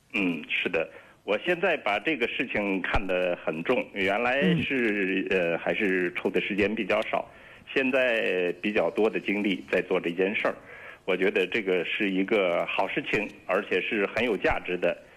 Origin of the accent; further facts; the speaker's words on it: Xi'an, Shaanxi, China; 在我的老家西安，这个话题是一个热门儿